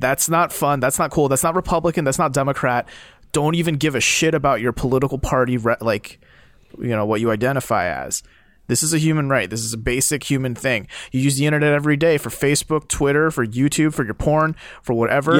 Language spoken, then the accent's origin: English; South Korea; moved away; I come from Korea